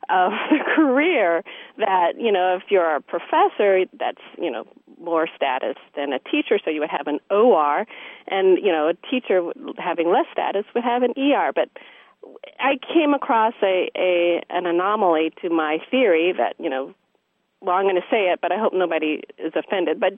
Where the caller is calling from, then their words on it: San Diego, California, United States; I'm from San Diego.